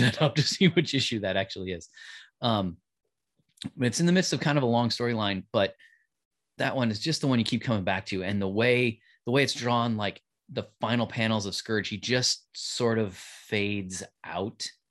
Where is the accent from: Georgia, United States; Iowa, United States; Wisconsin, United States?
Iowa, United States; Davenport; I was growing up in Davenport, Iowa